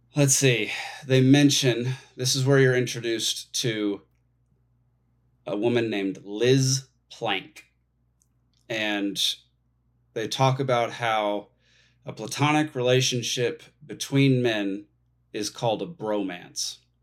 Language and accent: English; Texas, United States; moved away as an adult; now in Atlanta, United States; I grew up in Texas